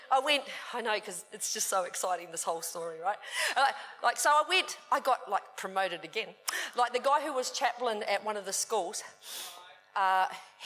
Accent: New Zealand; I was brought up in New Zealand

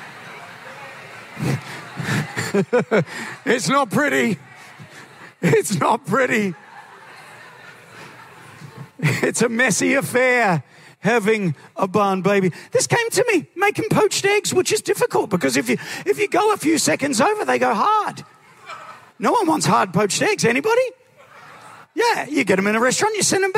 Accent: New Zealand; moved away as an adult; now in Australia; I'm originally from New Zealand.

